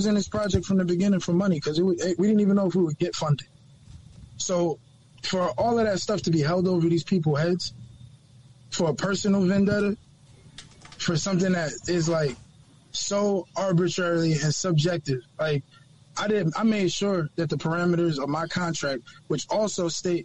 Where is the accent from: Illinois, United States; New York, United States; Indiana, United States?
New York, United States; New York City; I'm from Harlem